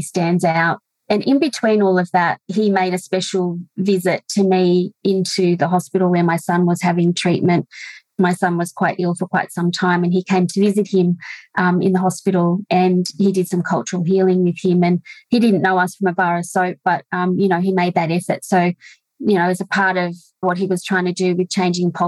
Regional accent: Orange, New South Wales, Australia; now in Molong, Australia; I'm a rural woman born and raised in Orange in the rolling hills of the Central West, now living in Molong

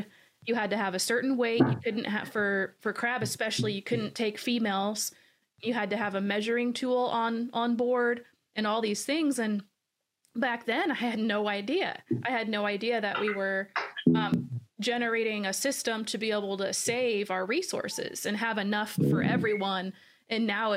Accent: Washington, United States; The reason why I'm from Washington State is because my grandfather

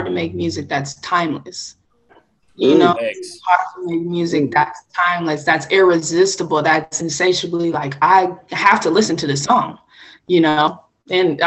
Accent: California, United States; growing up in California

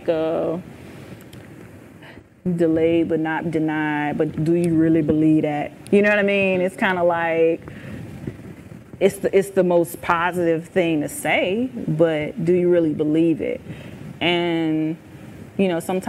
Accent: Charleston, Missouri, United States; now in Jacksonville, United States; I'm originally from Charleston, Missouri, a little small town in farm town, 5,000 people

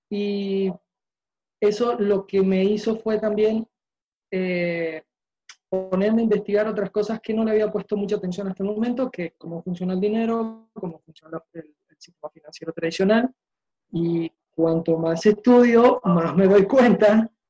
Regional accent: Uruguay; now in Maracay, Venezuela; Eh, soy uruguayo, pero ya hace casi 15 años que vivo acá en Venezuela

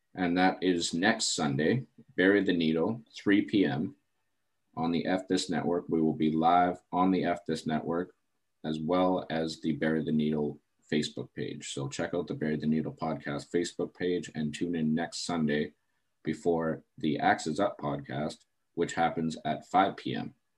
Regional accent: Terrace, British Columbia, Canada; my hometown of Terrace, BC

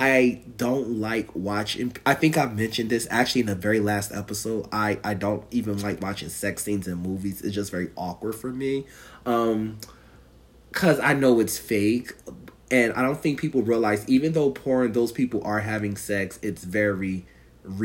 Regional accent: Northeast, United States; You would think I'm from the South, but I'm from the Northeast

